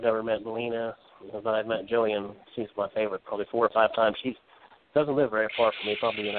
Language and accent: English; West Virginia, United States; from West Virginia